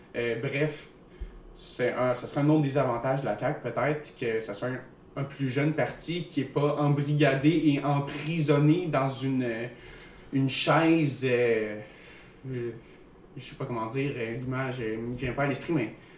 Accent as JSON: {"language": "French", "region": "Eastern Quebec", "country": "Canada", "said": "je viens de l'Est de Québec"}